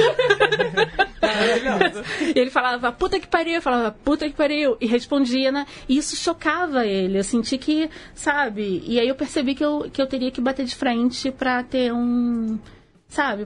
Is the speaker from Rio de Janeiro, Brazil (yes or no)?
yes; Rio de Janeiro, Brazil; accent: carioca; eu sou nascida e criada no subúrbio do Rio, assim como a Mari